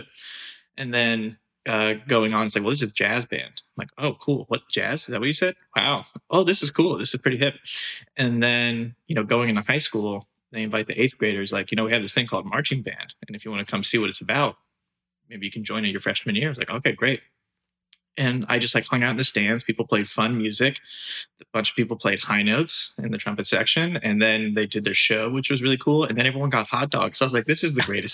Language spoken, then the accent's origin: English; Fredericksburg, Virginia, United States; also born or lived in Michigan; I grew up in Fredericksburg, Virginia